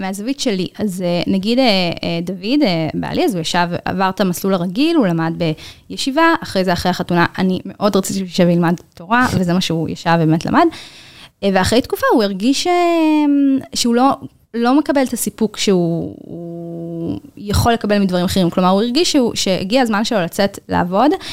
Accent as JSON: {"language": "Hebrew", "town": "Bnei Brak", "region": "Tel Aviv District", "country": "Israel", "tie": "born or raised there", "said": "אני גדלתי בבני ברק, אה, בקהילה חרדית, אה, קלאסית."}